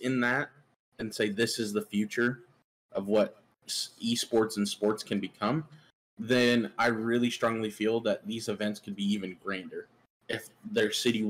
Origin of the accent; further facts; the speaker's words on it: Iowa, United States; moved away; my home state and where I'm at right now, home for the summer, is Iowa.